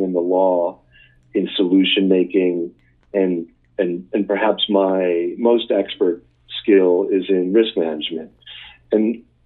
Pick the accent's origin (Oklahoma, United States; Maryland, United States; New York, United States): New York, United States; moved away as an adult; now in Wisconsin, United States; I grew up in New York